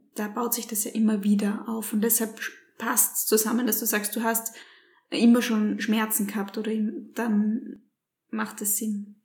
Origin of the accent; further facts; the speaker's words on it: Graz, Styria, Austria; wir kommen jetzt aus Graz